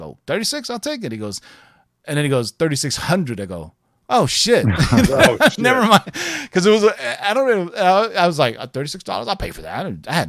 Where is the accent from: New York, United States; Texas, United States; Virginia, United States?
Texas, United States; Houston; When I was a kid growing up in Houston.